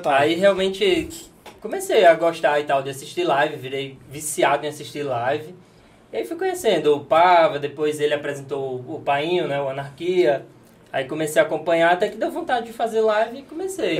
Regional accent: Natal, Rio Grande do Norte, Brazil; accent: nordestino; moved away as an adult; also born or lived in Bento Gonçalves, Rio Grande do Sul; now in Fortaleza, Brazil; eu sou de Natal, né, e aí resolvi morar no Rio Grande do Sul

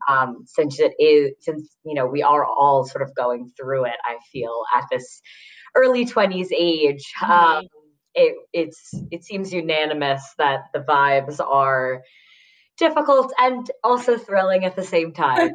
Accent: Westchester, New York, United States; I grew up um, in a suburb outside the city in Westchester

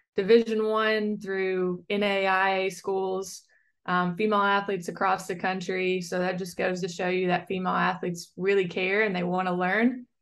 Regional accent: Western Kentucky, United States; moved away as an adult; also born or lived in Durham, North Carolina / Chicago; I'm a very proud Kentucky native

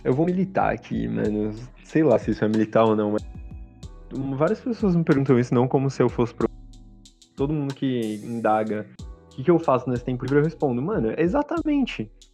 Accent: Brazil; eu sou brasileiro

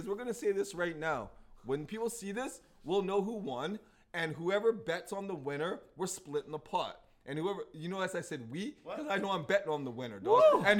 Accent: Edmonton, Alberta, Canada; I'm from Edmonton, man.

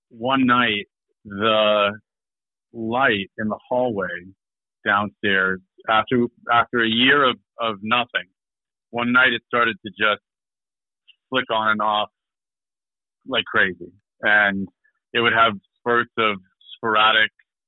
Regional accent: Michigan, United States; moved away as an adult; now in Maine, United States; I'm from Michigan.

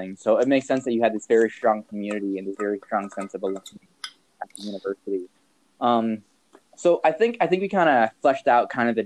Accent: Montana, United States; now in New York, United States; we're from Montana, and now I'm out in New York

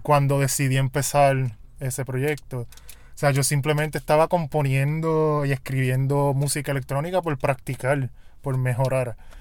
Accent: Puerto Rico; mi realidad como puertorriqueño

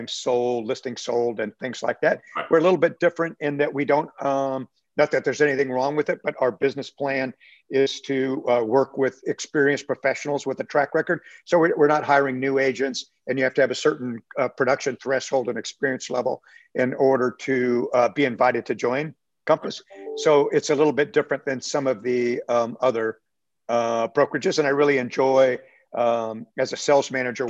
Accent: San Diego, California, United States; moved away as an adult; also born or lived in Austin, Texas; now in The Woodlands, United States; So I grew up in San Diego, California. I was born and raised there

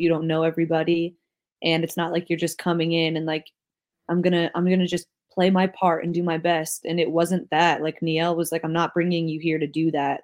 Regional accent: New Jersey, United States; I'm from New Jersey

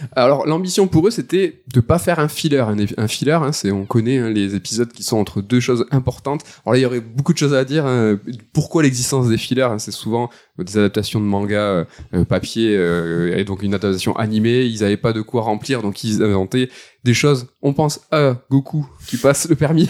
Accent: France; first language French; en tant que français

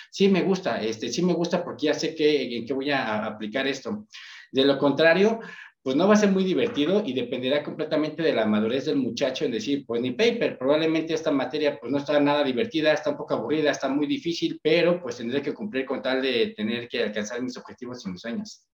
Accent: Ecatepec, State of Mexico, Mexico; yo soy de Catepec

